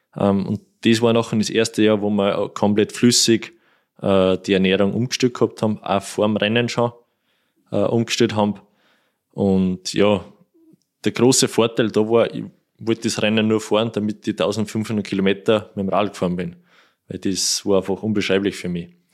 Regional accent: Kuchl, Salzburg, Austria; da fahren wir Kuchel durch, das ist mein Heimatort

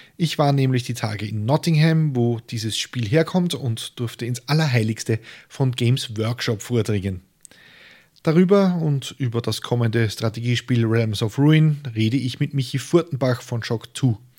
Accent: Austria; als Österreicher

